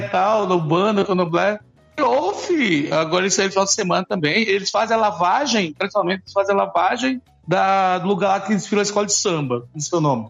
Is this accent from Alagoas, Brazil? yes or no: yes; Alagoas, Brazil; eu sou alagoano